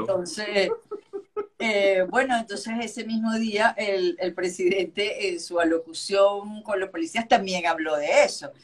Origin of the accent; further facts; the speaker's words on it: Venezuela; somos los venezolanos, es solidarios y apoyamos a la gente